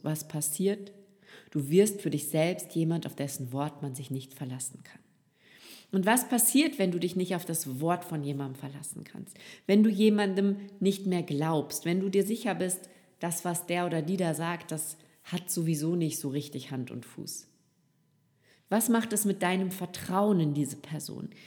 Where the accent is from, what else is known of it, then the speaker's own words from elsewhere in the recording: Rhineland, Germany; now in Austria; Verheiratet mit einem Österreicher lebe ich als gebürtige Rheinländerin nun in einem Dorf in Österreich direkt an der Donau